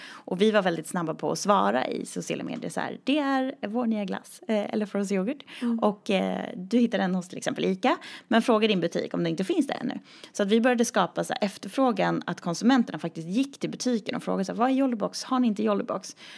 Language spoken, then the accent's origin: Swedish; a small community outside Uppsala, Uppsala County, Sweden; moved away; jag startade en dansskola i det lilla samhället där jag kommer ifrån